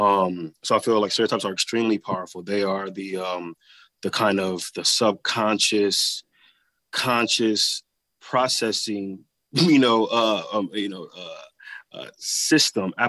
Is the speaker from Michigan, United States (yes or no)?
yes; Flint, Michigan, United States; Growing up in Flint, I've had so many ups and downs